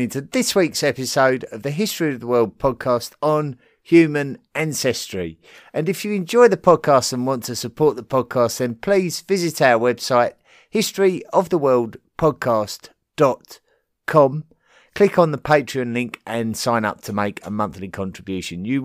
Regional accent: Clovis, New Mexico, United States; I grew up near Clovis, New Mexico, and I have always thought that the Clovis first theory was bunk, by several thousand years. Clovis is a very long way from any ocean

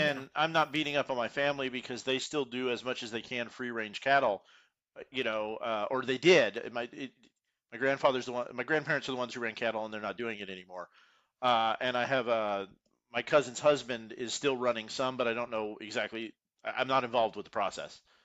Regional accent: Houston, Texas, United States; I grew up in Houston, I grew up in the suburbs, you know, I'm from Cypress

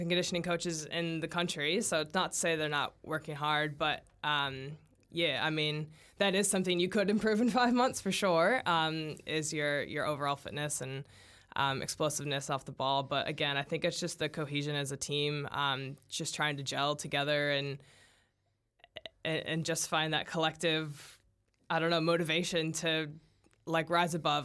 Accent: United States; now in New Zealand; as an American

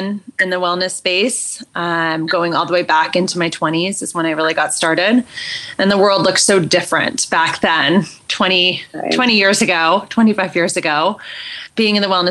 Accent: California, United States; moved away as an adult; now in Boulder, United States; I was born and raised in California. I was there for 40 years

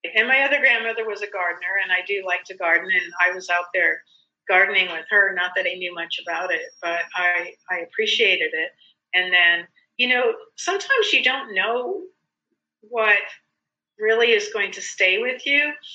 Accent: South Dakota, United States; moved away; I grew up in South Dakota where I couldn't wait to leave.

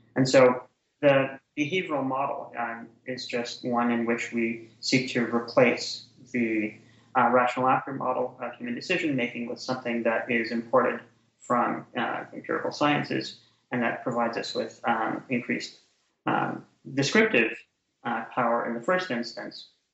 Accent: Canada; moved away; also born or lived in Ottawa, Ontario; I'm Canadian originally, so I um, did my undergraduate degree and my master's degree in Canada at Carleton University in Ottawa, Ontario.

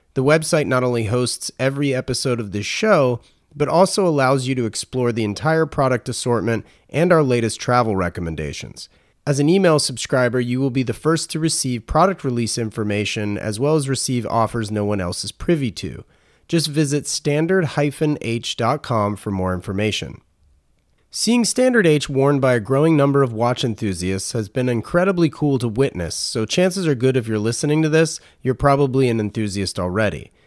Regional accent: North Carolina, United States; I'm from North Carolina

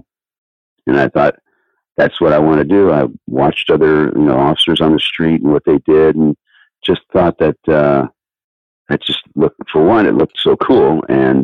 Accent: Del Aire, California, United States; Grew up in Del Air, California, which is like, it's just a little county strip in between Hawthorne, city of Hawthorne, and the city of El Segundo

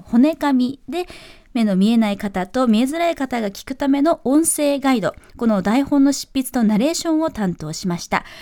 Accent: Tokyo, Japan; 東京都の出身です

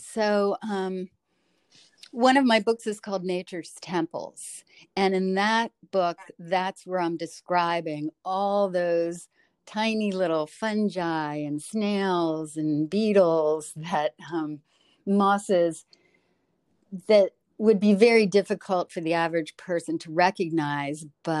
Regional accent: Delaware, United States; now in Maryland, United States

